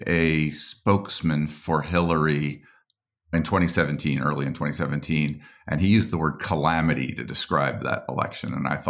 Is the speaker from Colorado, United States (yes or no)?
yes; Boulder, Colorado, United States; I grew up in Colorado